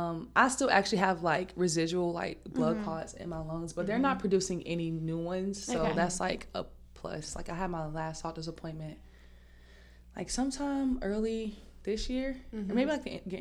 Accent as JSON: {"language": "English", "region": "Southeast Georgia", "country": "United States", "moved": "as an adult", "said": "I am from Southeast Georgia"}